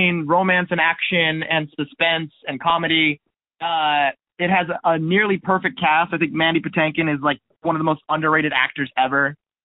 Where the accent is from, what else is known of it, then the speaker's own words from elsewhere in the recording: Carlsbad, California, United States; I grew up in Carlsbad.